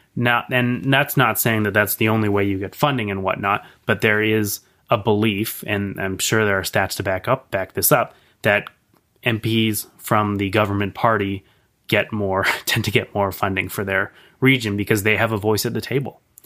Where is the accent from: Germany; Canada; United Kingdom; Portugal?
Canada; Victoria, British Columbia; I'm, I'm born and raised in Victoria.